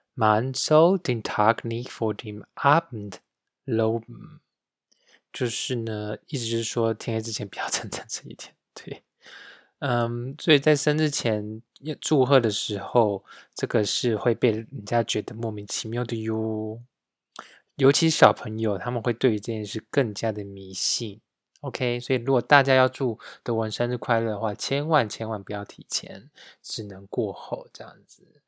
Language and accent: Chinese; Taiwan; now in Munich, Germany; 我们台湾人